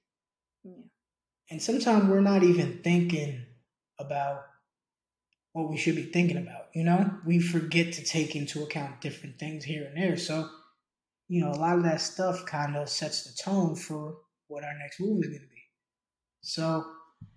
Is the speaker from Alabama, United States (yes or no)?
no; New York, United States; I grew up in New York